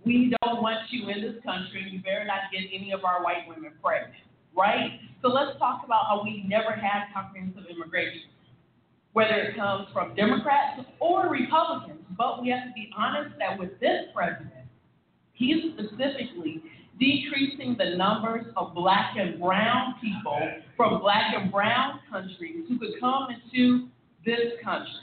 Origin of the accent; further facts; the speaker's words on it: Midwest, United States; where I grew up in the Midwest